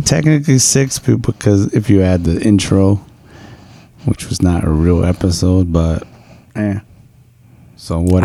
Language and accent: English; New York, United States; I'm a New Yorker